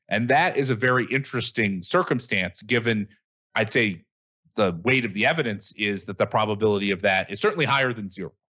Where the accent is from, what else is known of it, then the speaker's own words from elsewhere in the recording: Michigan, United States; I, I come from Michigan